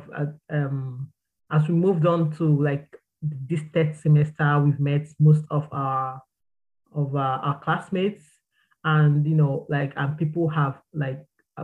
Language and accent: English; Nigeria; moved away as an adult; back home I'm from Nigeria. Back home, I had a stable and clear career path